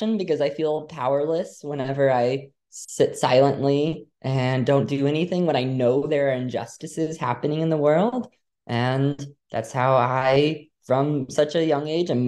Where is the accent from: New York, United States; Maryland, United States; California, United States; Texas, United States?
Texas, United States; moved away as an adult; also born or lived in Louisiana; now in Massachusetts, United States; I grew up in Louisiana, then moved to Texas a couple years later.